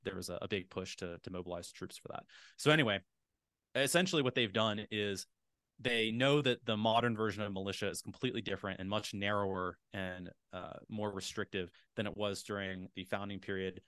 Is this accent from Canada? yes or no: no; Appalachia, United States; I grew up in Appalachia